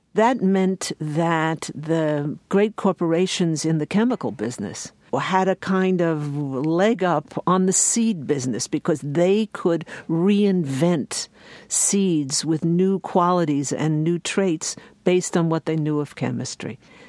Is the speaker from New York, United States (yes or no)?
yes; New York, United States; The takeaway lesson for me, and I am an urban woman, I am a New Yorker, was that we can no longer allow agricultural policy to be made essentially in secret